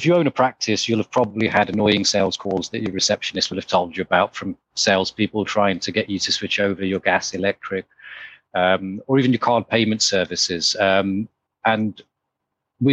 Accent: Leicester, East Midlands, United Kingdom; moved away; I'm from Leicester originally.

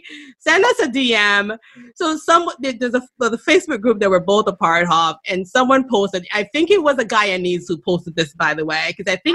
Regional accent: Jamaica; where I grew up in Jamaica

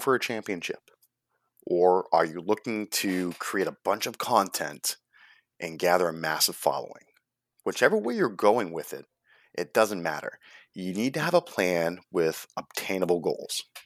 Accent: United States; as Americans, we always think of ourselves as the best at everything

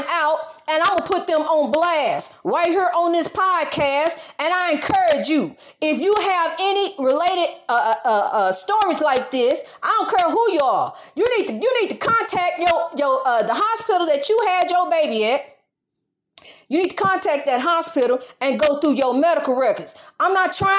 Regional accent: St. Louis, Missouri, United States; I'm from St. Louis area

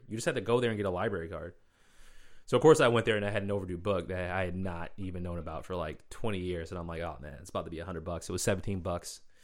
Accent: Boston, Massachusetts, United States; moved away as an adult; now in Washington, D.C., United States; I grew up in Boston, moved away for a bit, came back

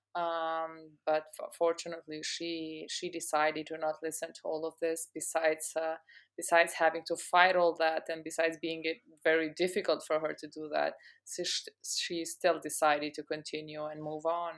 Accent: Pristina, Kosovo; also born or lived in United States; I'm from Pristina, Kosovo, where I'm also, um, connecting from right now. I've been born and raised here

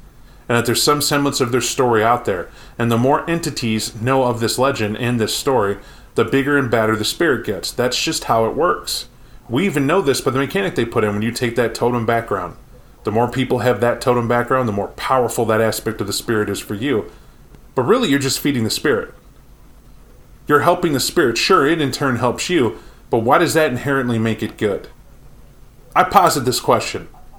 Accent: Mexico; I'm from Mexico and just found out I'm a get a Fenris somehow.

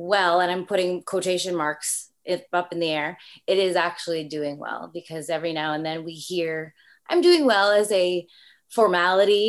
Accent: Toronto, Ontario, Canada; from Toronto, Canada. So you might hear a little bit of accent. People say I do have a little something when I say about or something like that.

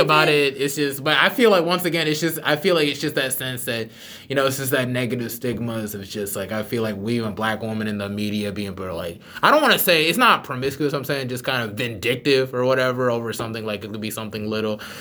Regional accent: Charlotte, North Carolina, United States; I am from Charlotte

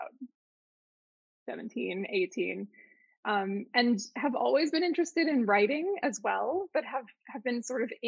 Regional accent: New Jersey, United States; moved away as an adult; now in California, United States; I'm from New Jersey originally

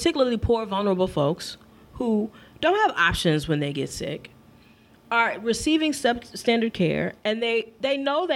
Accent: Michigan, United States; my home state of Michigan

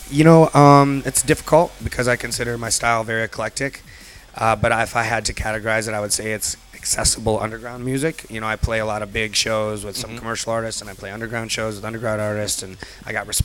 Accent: Cleveland, Ohio, United States; moved away as an adult; also born or lived in Detroit, Michigan; now in Chicago, United States; I was born in Cleveland.

